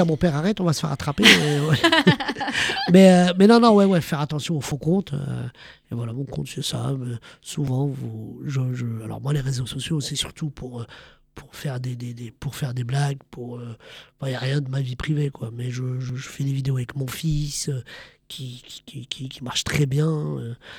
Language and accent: French; France; Je suis un Français d'origine marocaine qui est fier de ses origines, qui est fier du Maroc